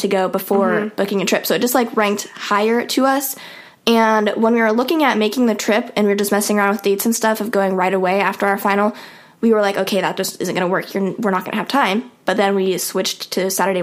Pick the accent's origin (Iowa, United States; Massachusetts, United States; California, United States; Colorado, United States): Iowa, United States; Des Moines; We are from Des Moines